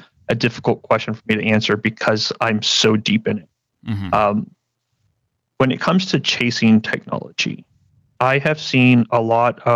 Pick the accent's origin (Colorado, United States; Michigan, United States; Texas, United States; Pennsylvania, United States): Texas, United States; San Antonio; I'm from San Antonio, Texas, born and raised here